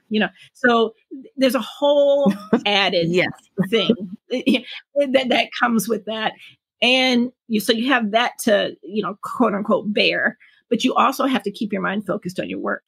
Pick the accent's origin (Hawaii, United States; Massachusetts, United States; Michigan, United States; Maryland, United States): Michigan, United States; Detroit; born and raised in Detroit, Michigan